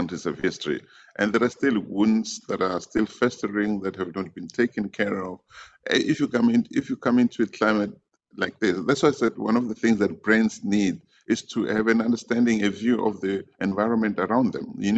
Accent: Soweto, Gauteng, South Africa; I grew up in Deep Kloof, Soweto

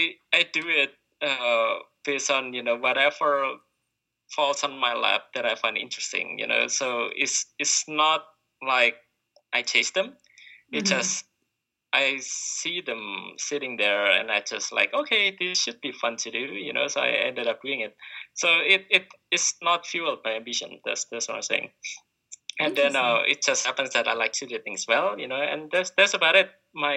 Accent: Indonesia; Well, can't give up rice because I'm from Indonesia.

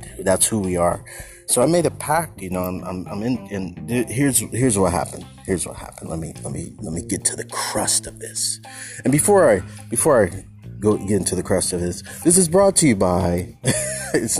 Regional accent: San Francisco Bay Area, California, United States; moved away as an adult; also born or lived in Los Angeles / North Oakland; I'm originally from the Bay Area, but I moved.

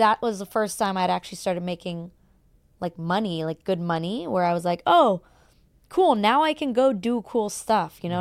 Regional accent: Germany; moved away as an adult; now in Los Angeles, United States; born and raised in Germany

